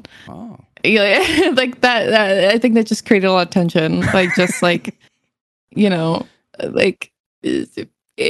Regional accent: New England, United States; I was born and raised in New England

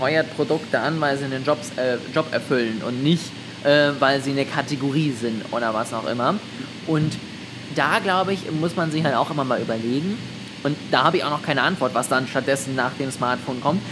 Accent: Germany; als Deutscher

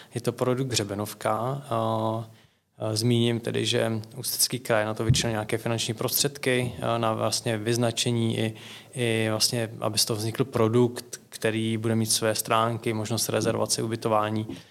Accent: Lusatian Mountains, Liberec Region, Czechia; jsem taky z Lužického hora

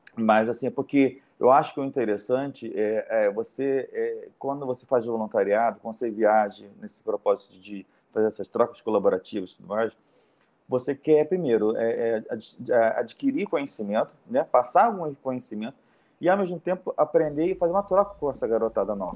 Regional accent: Rio de Janeiro, Brazil; eu sou do Rio

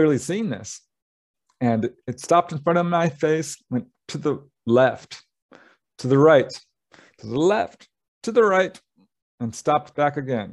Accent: Topanga, California, United States; my hometown. I had just moved out of Topanga

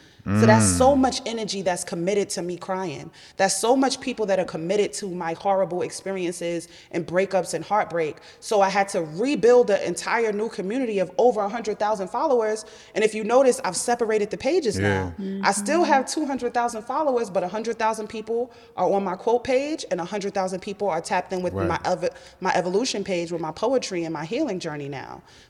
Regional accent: New York, United States; I'm a New Yorker. Like, who are you talking to?

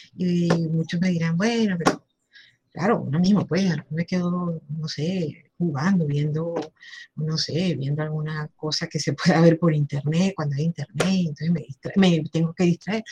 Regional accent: Venezuela; como venezolanos

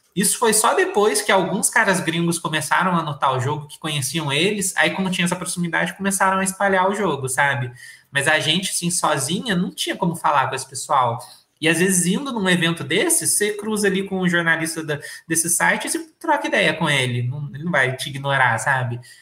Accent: Brazil; E eu nunca saí do Brasil, eu nunca fui para fora

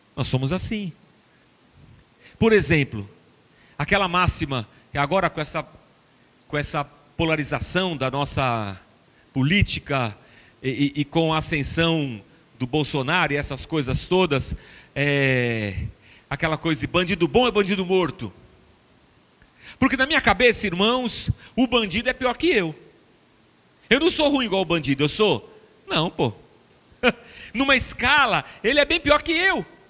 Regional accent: Barbacena, Minas Gerais, Brazil; now in São Paulo, Brazil; quando era pequeno, criança pequena em Barbacena

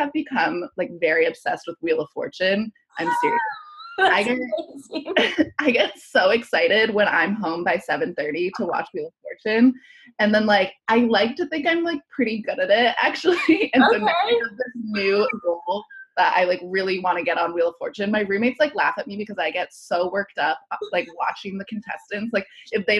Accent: Columbus, Ohio, United States; also born or lived in Chicago / San Francisco / London; now in New York City, United States; I'm from Columbus, Ohio

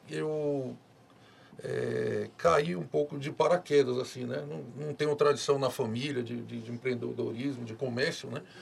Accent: Ilhéus, Bahia, Brazil; now in Luís Eduardo Magalhães, Brazil; É, eu sou de Ilhéus, né? Ilhéus é uma cidade turística, né?

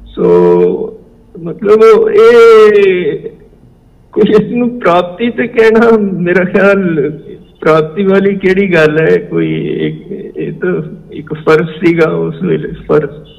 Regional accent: Punjab, India; moved away as an adult; also born or lived in Libya / Germany; now in Bangalore, India; ਹੁਣ ਮੈਨੂੰ ਪੰਜਾਬ ਤੋਂ ਬਾਹਰ ਆਇਆ ਅੱਧੀ ਸਦੀ ਤੋਂ ਵੱਧ ਸਮਾਂ ਹੋ ਗਿਆ 1966 ਦੇ ਵਿੱਚ ਮੈਂ ਪੰਜਾਬ ਤੋਂ ਨਿਕਲ ਗਿਆ ਸੀ

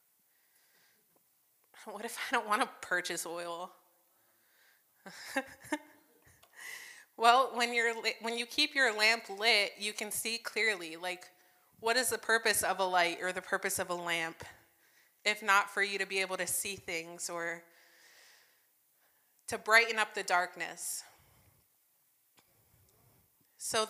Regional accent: New Jersey, United States; now in Michigan, United States; I was growing up in Jersey.

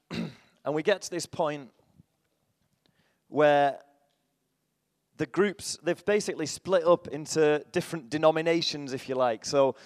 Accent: Salford, North West England, United Kingdom; I'm from Salford, just near Manchester.

